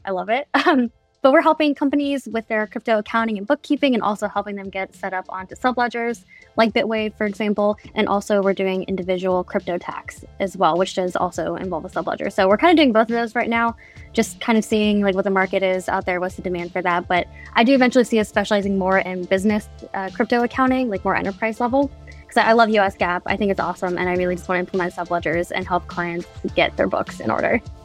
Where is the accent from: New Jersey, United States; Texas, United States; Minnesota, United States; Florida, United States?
Florida, United States; I'm from Florida